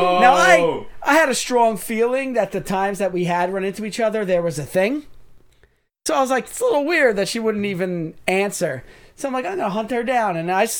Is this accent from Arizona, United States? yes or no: no; New York, United States; we're from the New York state.